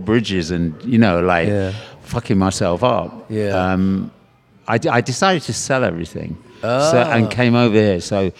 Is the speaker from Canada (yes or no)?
no; Leicester, East Midlands, United Kingdom; moved away as an adult; also born or lived in New York, United States; now in New Orleans, United States; I was born in Leicester in England and came... The first time I came over here was on tour with bands.